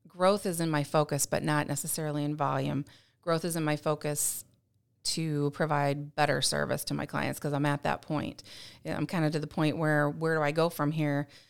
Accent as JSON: {"language": "English", "town": "St. Louis", "region": "Missouri", "country": "United States", "moved": "yes", "said": "I'm from Missouri originally, from Saint Louis area"}